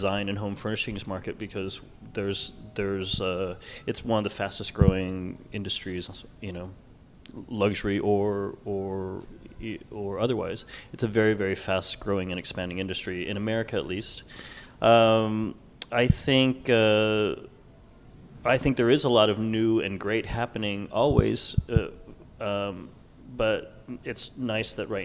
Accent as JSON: {"language": "English", "region": "New York", "country": "United States", "moved": "yes", "lives_now": "Los Angeles, United States", "said": "I'm from New York"}